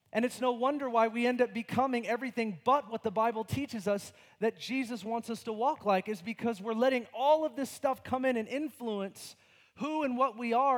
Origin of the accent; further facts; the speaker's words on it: United States; my freedom as an American